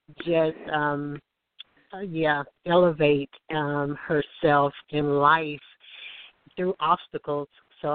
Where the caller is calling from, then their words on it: Alabama, United States; I'm calling from Alabama